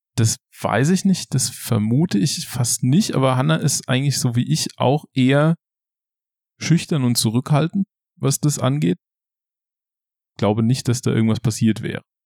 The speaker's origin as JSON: {"language": "German", "town": "Schadeck", "region": "Hesse", "country": "Germany", "tie": "born or raised there", "moved": "as an adult", "lives_now": "Ludwigshafen, Germany", "said": "Ich komme aus der Nähe von Limburg. Limburg ist eine Stadt an der A3 zwischen Frankfurt und Köln. Und Schadeck, der Ort, wo ich herkomme, ist ein Dorf in der Nähe von Limburg. Und aus Schade kommt schon mein Vater und sein Vater und dessen Vater. Hm. Und da habe ich meine ganze Kindheit verbracht."}